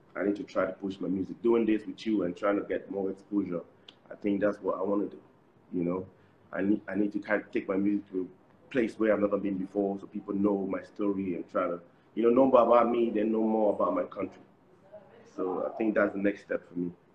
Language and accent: English; Cameroon; also born or lived in Nigeria; in Cameroon, we, we have like the French part and the, and the English part. So we we are from the English part.